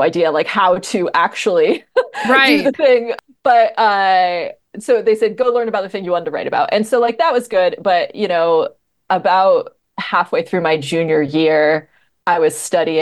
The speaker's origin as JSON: {"language": "English", "region": "Northwest New Jersey", "country": "United States", "tie": "born or raised there", "said": "I grew up in New Jersey"}